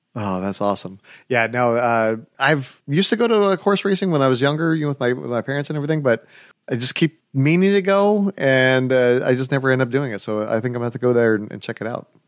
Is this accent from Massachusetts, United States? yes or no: no; California, United States; I'm from California